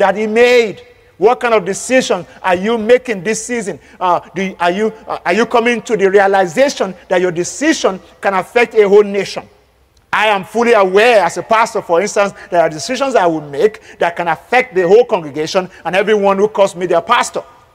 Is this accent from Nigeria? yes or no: yes; Nigeria; As a Nigerian